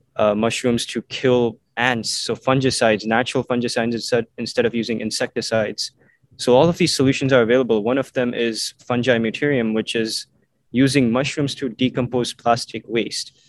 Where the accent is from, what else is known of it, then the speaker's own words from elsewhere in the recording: Mumbai, Maharashtra, India; moved away; also born or lived in Vancouver, Canada; I moved to India and um, lived in Mumbai for 10 years. So I grew up, my childhood years were spent in Mumbai